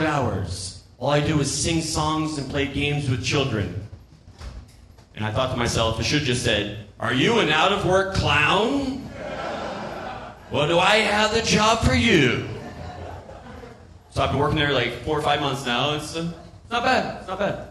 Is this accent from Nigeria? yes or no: no; Florida, United States; I'm from Florida